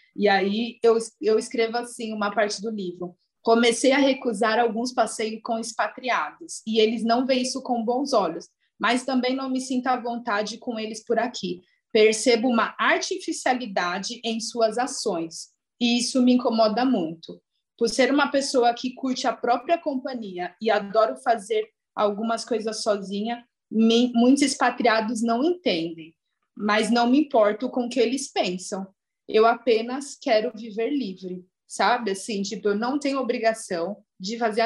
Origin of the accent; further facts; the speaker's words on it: Brazil; eu nasci no Brasil, eu sou brasileira